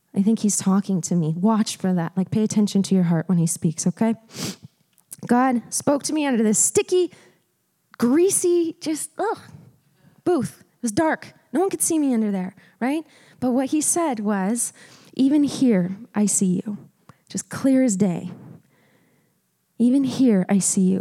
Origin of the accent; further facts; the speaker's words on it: Montana, United States; I grew up in Montana. Uh, loved it there. It's beautiful in the Missoula area